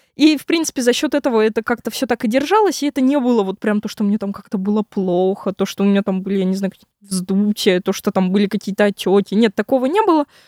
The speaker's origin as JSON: {"language": "Russian", "region": "Moscow", "country": "Russia", "tie": "born or raised there", "said": "я вообще родилась в Москве, часть жизни прожила в Москве, потом жила в Подмосковье. И вот как раз на 11 класс я снова вернулась в Москву"}